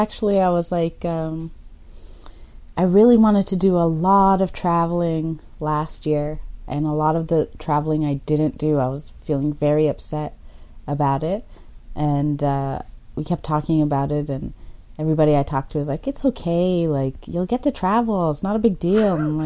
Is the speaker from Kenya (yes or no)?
yes; Kenya; born there; Ethiopia, Eritrea, but I was born in Kenya.